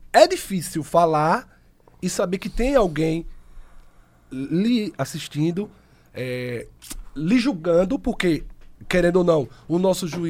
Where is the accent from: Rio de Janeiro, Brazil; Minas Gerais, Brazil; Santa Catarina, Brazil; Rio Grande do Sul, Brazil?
Santa Catarina, Brazil; Santa Rosa de Lima; sou de Santa Rosa de Lima há, há, mais de 20 anos